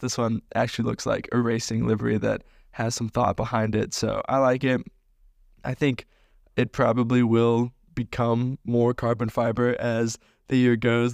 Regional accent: United States; as an American

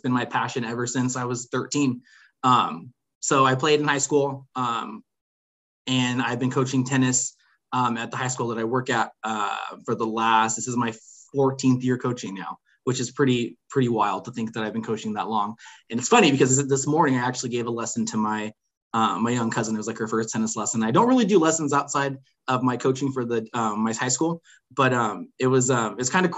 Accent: Riverside, California, United States; I've been born and raised in California, actually in my hometown of Riverside. Haven't left

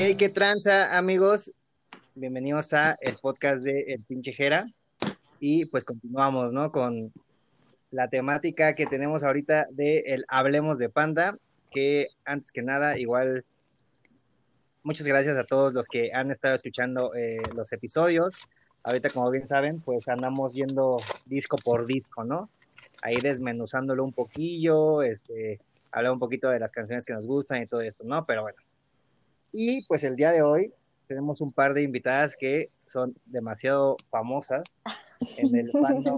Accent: Mexico City, Mexico; la primera vez que, que salí de la Ciudad de México, bueno, más, más, lejos, ¿no? Porque ya había ido cerca de aquí, a Pachuca, Puebla y así.

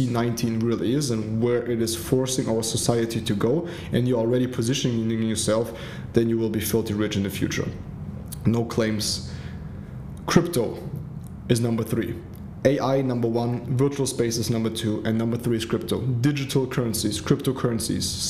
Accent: Germany; also born or lived in Africa; my mom went back to Germany with my little sister and me. I grew up in Germany, humble beginning

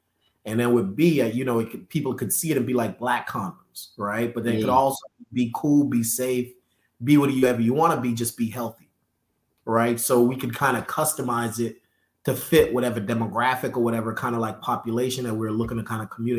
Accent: Northeast, United States; we're from the Northeast. There's not a big black business community up there.

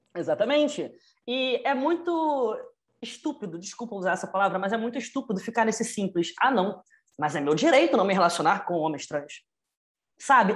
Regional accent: Rio de Janeiro, Brazil; tenho 24 anos, sou do Rio

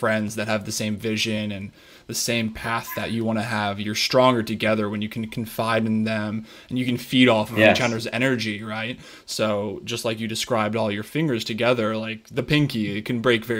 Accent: Colorado, United States; I played sports growing up my entire life. I'm from Colorado

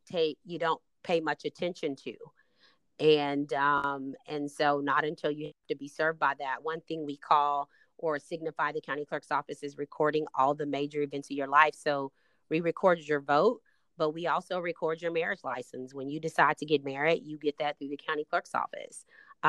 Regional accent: Austin, Texas, United States; So I came here from Austin, attended Texas Southern University, and I started my career in public service as a congressional intern.

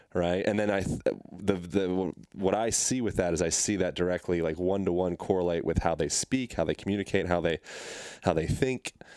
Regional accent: Pennsylvania, United States; moved away; I grew up in Pennsylvania

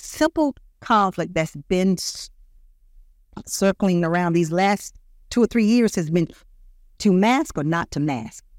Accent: Greenville, South Carolina, United States; moved away as an adult; also born or lived in Columbia, South Carolina; now in Lexington, United States; I was born in Greenville, South Carolina, and the way I got here in Columbia

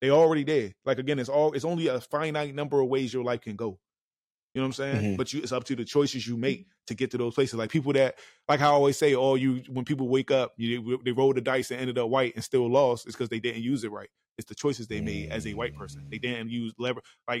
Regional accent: Washington, District of Columbia, United States; I'm from Anacostia, Southeast.

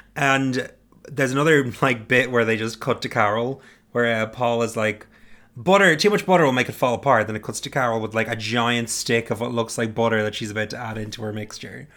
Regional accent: Ireland; I'm Irish

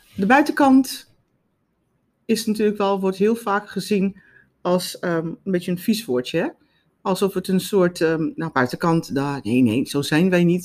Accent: South Africa; now in Netherlands; ik kom uit Zuid-Afrika. Mijn moeder was, eh, maakte, naaide altijd kleding.

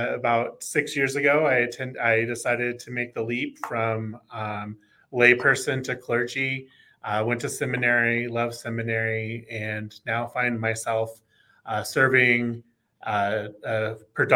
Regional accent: Oklahoma, United States; moved away as an adult; also born or lived in Texas; I grew up in Oklahoma, full-fledged red stater

